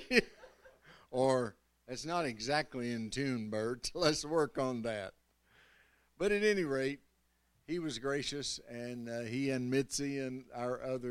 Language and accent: English; Kentucky, United States; moved away; I was from Kentucky